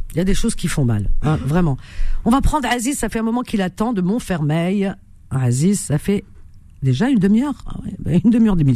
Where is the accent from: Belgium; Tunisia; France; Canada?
Tunisia; suis de Tunisie.